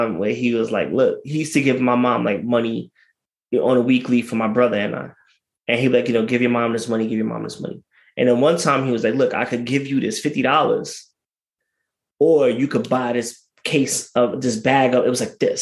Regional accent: New York City, New York, United States; also born or lived in Philadelphia; I'm from Brooklyn

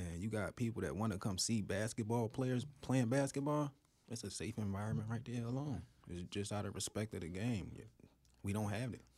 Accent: Philadelphia, Pennsylvania, United States; I grew up in North Philly, uh, twenty-fifth and Allegheny.

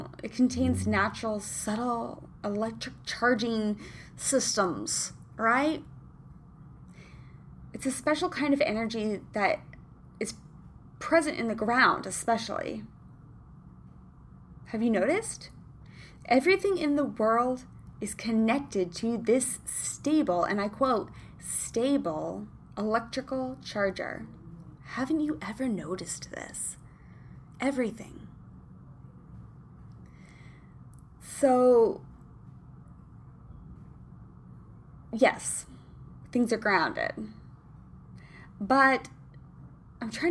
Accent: Kansas, United States; now in Los Angeles, United States; I'm from Kansas

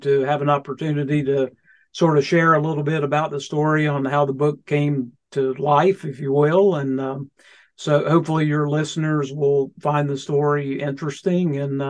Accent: Bristol, Tennessee, United States; barely born in the state of Tennessee. And I'll explain briefly. I was born in Bristol.

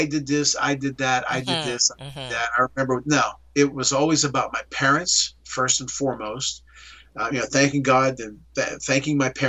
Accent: Swissvale, Pennsylvania, United States; my hometown of Swigley

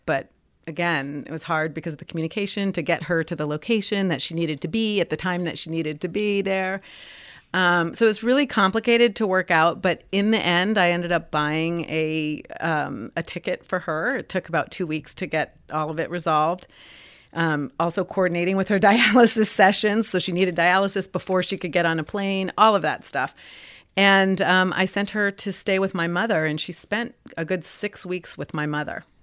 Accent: Puerto Rico; we are American citizens

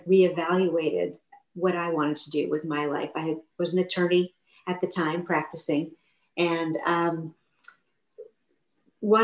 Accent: Boston, Massachusetts, United States; Back Bay, where I grew up in Boston

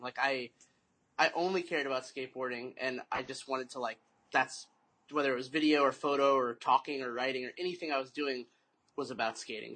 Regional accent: Mesa, Arizona, United States; also born or lived in Tempe, Arizona; Arizona, born and raised in Mesa

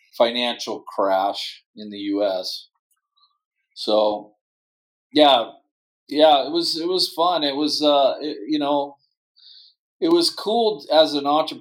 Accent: Portland, Oregon, United States; also born or lived in Frankfurt, Germany / Sandy, Oregon; I grew up in Portland, and now I live just outside of Portland in a ski town called Sandy, Oregon.

